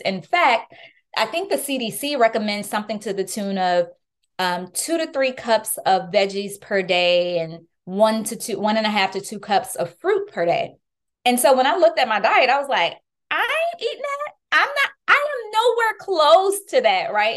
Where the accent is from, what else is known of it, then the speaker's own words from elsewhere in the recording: New Orleans, Louisiana, United States; moved away; I was born and raised in New Orleans, Louisiana